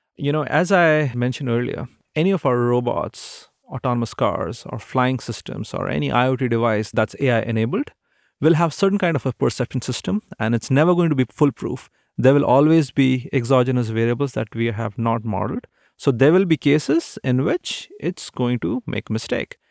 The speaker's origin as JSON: {"language": "English", "country": "India", "tie": "born or raised there", "moved": "as an adult", "lives_now": "Seattle, United States", "said": "growing up in India, There weren't many opportunities for aviation"}